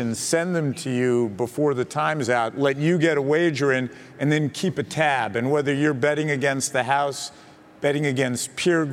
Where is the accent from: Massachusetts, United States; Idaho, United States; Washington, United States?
Massachusetts, United States; Boston; I am from Boston.